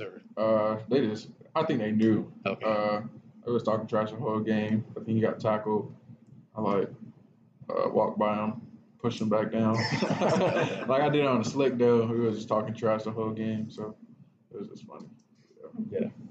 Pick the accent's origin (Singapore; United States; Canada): United States; Florida; now in Champaign, United States; I'm from Florida